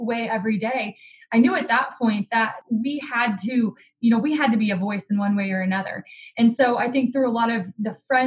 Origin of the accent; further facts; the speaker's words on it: United States; as an American, as a Christian, an individual who loves my community